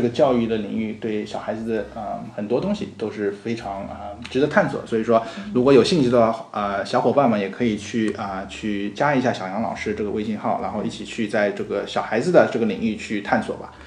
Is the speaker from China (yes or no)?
yes; China; 我们中，中国人